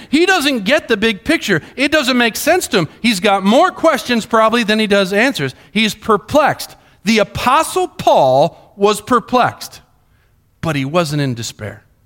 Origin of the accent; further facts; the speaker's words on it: Colombia; moved away; When I grew up in Columbia, Columbia